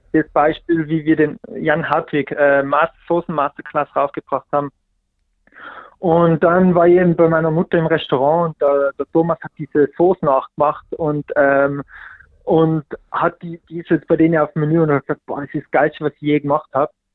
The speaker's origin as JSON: {"language": "German", "area": "Pitztal", "region": "Tyrol", "country": "Austria", "tie": "born or raised there", "moved": "yes", "said": "ich komme aus dem hintersten Winkel vom, vom Bitztal, wirklich, also 100 Einwohner"}